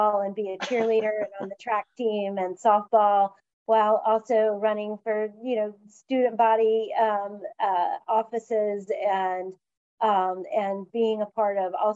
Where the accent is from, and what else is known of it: West Point, Georgia, United States; born or raised there; now in Atlanta, United States